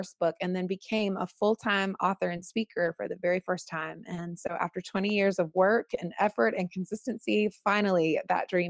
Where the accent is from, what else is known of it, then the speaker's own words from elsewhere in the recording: North Carolina, United States; moved away as an adult; also born or lived in Los Angeles / Manhattan; now in New York City, United States; I was born and raised in North Carolina, and then I moved to Los Angeles when I was 21 years old